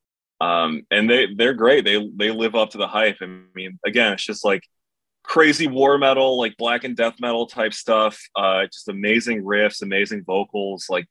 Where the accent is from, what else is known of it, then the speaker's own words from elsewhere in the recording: Rochester, New York, United States; I'm from Rochester, New York